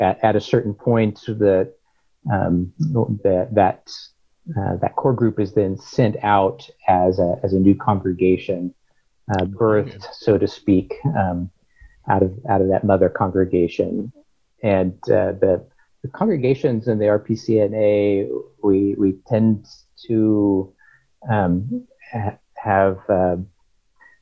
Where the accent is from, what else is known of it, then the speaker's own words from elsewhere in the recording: Topeka, Kansas, United States; moved away as an adult; also born or lived in Pennsylvania; now in Stillwater, United States; I grew up in Topeka, Kansas